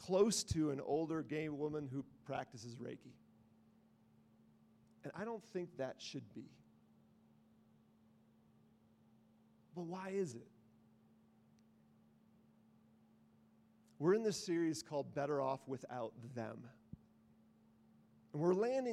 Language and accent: English; the North, United States; I'm from the North.